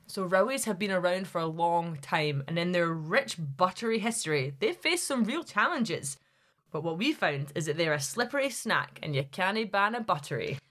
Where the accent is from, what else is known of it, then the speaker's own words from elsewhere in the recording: Glasgow, Scotland, United Kingdom; moved away as an adult; now in Highlands, Scotland; I'm from Glasgow, so anywhere above there is considered the Highlands to me